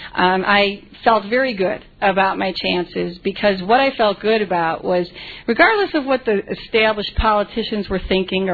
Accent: Chicago, Illinois, United States; I was born in Pilsen, in the city of Chicago. I grew up in a very humble home

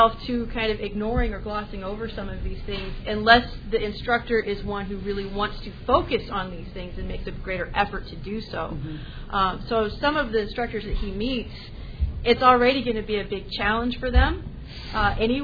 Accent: California, United States; moved away; growing up in California

